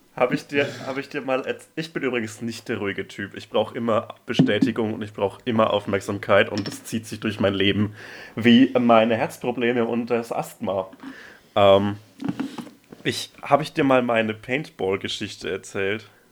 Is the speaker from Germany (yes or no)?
yes; Franconia, Bavaria, Germany; aus meinem Heimatland